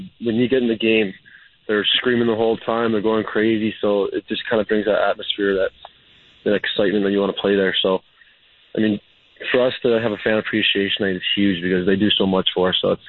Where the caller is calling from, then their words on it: Chicago, Illinois, United States; Right now I'm actually calling you from Chicago, but I live in Denver for the season.